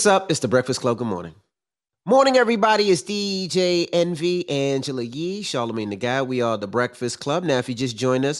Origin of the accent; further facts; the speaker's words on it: Queens, New York, United States; I mean, I'm from Queens, so there was crackheads everywhere